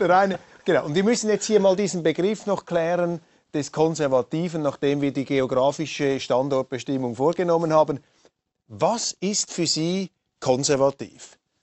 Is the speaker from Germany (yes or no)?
no; Switzerland; Wir Schweizer